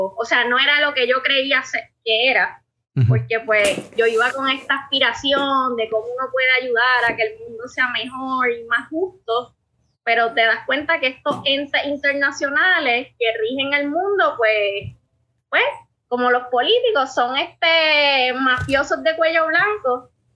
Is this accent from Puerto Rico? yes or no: yes; southwest Puerto Rico, Puerto Rico; also born or lived in Paris, France; yo soy una boricua